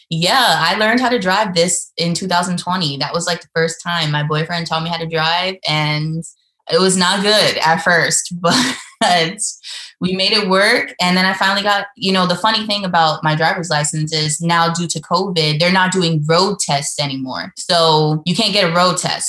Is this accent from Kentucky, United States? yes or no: no; New York, United States; moved away as an adult; now in North Carolina, United States; I'm from New York, but I currently live, you know, in North Carolina